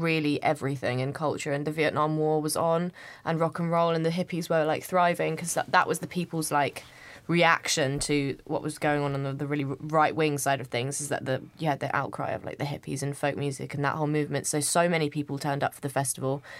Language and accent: English; United Kingdom; I'm not from London. I grew up i, in, just outside of London, but it's te, technically the country.